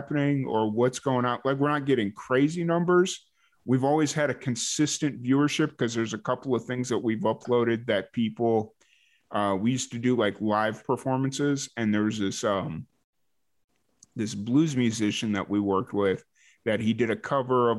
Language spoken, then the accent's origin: English; Chicago, Illinois, United States; also born or lived in New Mexico; now in Texas, United States; growing up in Chicago